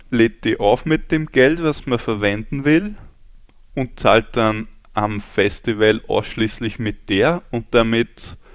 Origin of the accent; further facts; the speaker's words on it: Lower Austria, Austria; Also, ich komme aus Österreich, aus Niederösterreich genau genommen, wer sich so weit orientieren kann.